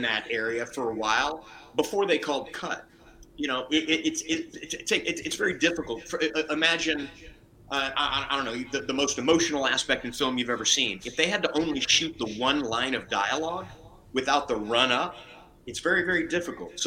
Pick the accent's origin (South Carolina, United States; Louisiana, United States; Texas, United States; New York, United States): Louisiana, United States; Lake Charles; I was born in Lake Charles, Louisiana